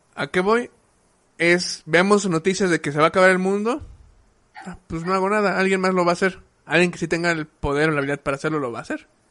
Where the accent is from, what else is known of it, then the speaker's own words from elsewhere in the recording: Mexico; nosotros como, como cultura mexicana